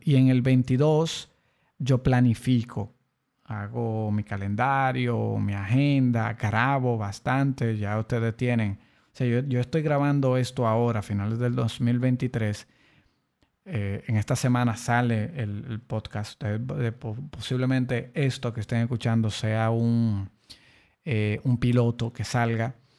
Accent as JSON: {"language": "Spanish", "country": "Dominican Republic", "said": "aquí, en mi país, República Dominicana"}